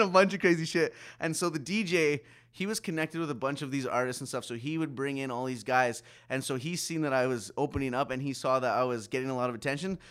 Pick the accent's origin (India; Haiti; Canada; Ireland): Canada; Saskatoon, Saskatchewan; also born or lived in Pitești, Romania; I was adopted by a white family from Saskatchewan, Saskatoon.